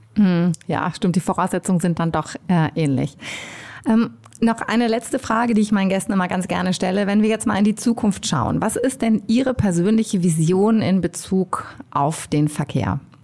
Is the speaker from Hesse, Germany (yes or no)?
no; Hamburg, Germany; Ich bin ja auch Hamburgerin